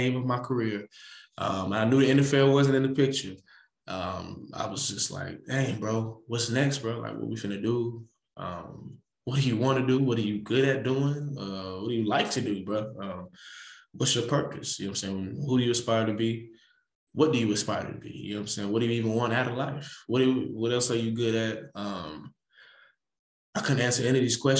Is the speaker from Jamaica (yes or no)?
no; Atlanta, Georgia, United States; also born or lived in DeLand, Florida / Beijing, China; Born and raised in Atlanta, Georgia